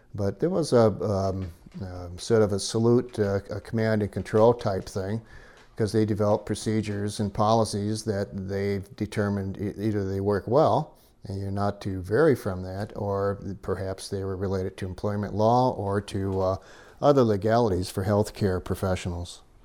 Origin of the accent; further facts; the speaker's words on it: Michigan, United States; moved away as an adult; also born or lived in Danville, California; now in Nevada County, California, United States; My, uh, roots as a child until midlife was, uh, Michigan